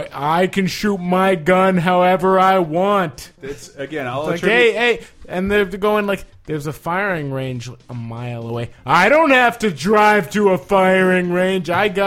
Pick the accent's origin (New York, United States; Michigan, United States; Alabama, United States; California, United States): California, United States; Silicon Valley; I grew up in Silicon Valley.